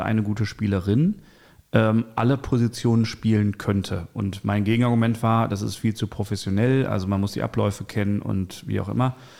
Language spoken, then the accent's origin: German; Bochum, North Rhine-Westphalia, Germany; Ich bin ja auch in Bochum geboren